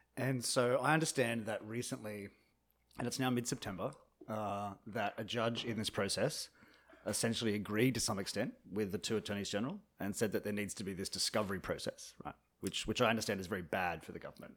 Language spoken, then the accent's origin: English; Australia; now in Washington, D.C., United States; I am an Australian journalist living here in Washington, D.C.